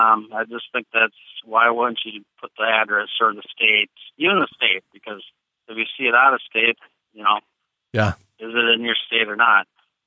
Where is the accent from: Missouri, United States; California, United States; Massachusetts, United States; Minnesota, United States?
Minnesota, United States; I'm from Minnesota